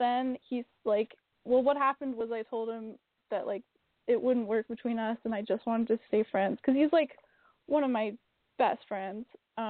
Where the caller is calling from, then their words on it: Vancouver, British Columbia, Canada; I'm calling from Vancouver, Canada.